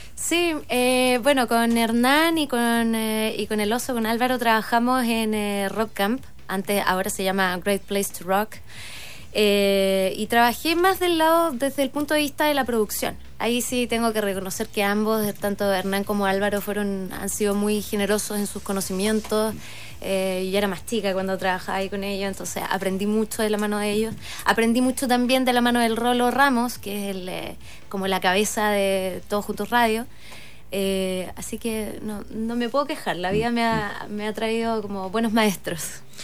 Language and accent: Spanish; Osorno, Los Lagos, Chile; yo crecí en Osorno